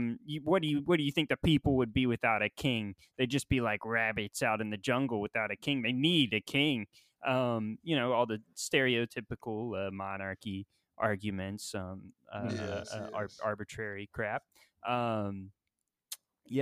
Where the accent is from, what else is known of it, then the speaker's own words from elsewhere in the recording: Florida, United States; Yeah, I'm from Florida.